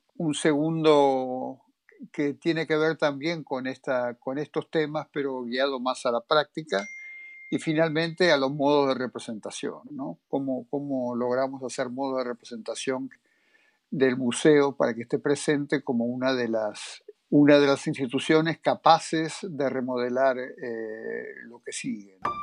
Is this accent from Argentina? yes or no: yes; Argentina; soy de Argentina